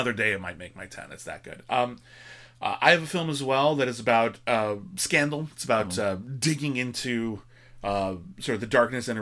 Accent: United States; as an American

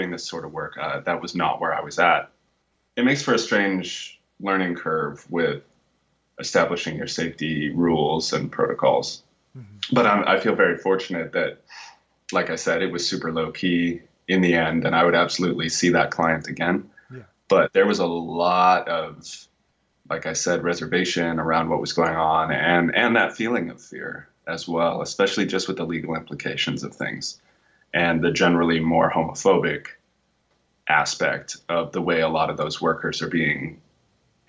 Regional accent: Nevada, United States; moved away; I'm actually from Nevada

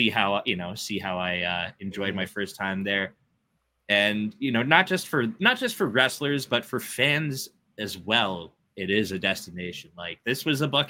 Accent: Hamilton, Ontario, Canada; my hometown guys from here in Hamilton, Ontario

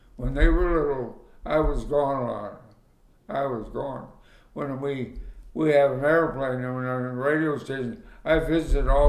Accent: Nebraska, United States; I was from Nebraska and I was proud of Nebraska

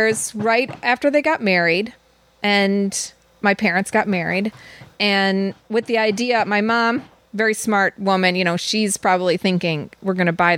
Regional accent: Downers Grove, Illinois, United States; moved away as an adult; also born or lived in Ashland, Wisconsin; I came from Downers Grove, Illinois, which is a suburb of Chicago.

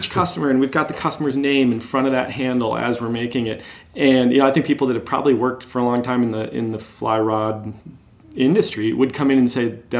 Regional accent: Windsor, Connecticut, United States; Uh, in Windsor, Connecticut.

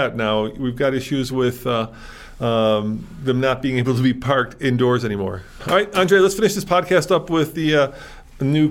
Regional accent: Chicago, Illinois, United States; now in Colorado, United States; I grew up in Chicago

